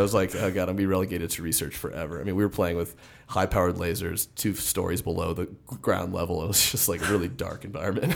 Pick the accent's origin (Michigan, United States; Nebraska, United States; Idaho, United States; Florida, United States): Florida, United States; Miami; moved away as an adult; also born or lived in Fort Lauderdale / Nashville / Austin, Texas / Charlotte; now in Denver, United States; I grew up in South Florida, Miami, and Fort Lauderdale